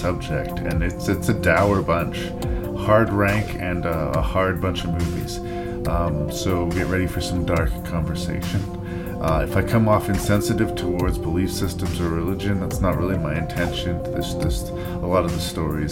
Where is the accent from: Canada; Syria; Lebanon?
Canada; I'm up here in Canada, because I am Canadian